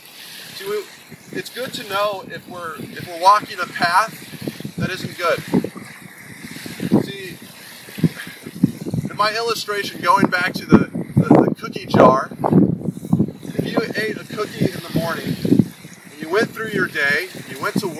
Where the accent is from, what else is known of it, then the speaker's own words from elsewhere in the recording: Colorado, United States; now in Massachusetts, United States; where I'm from Colorado